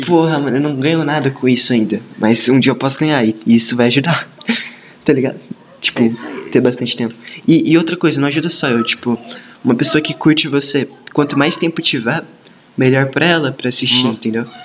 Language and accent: Portuguese; São Paulo, Brazil; eu sou paulista